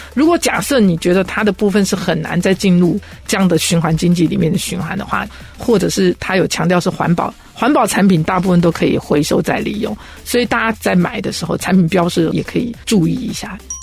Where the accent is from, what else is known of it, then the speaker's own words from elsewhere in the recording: Taiwan; 我们台湾人都说